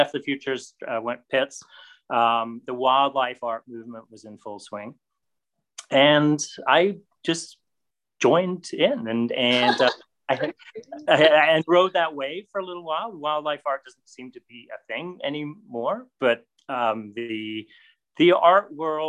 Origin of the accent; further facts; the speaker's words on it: Canada; as a Canadian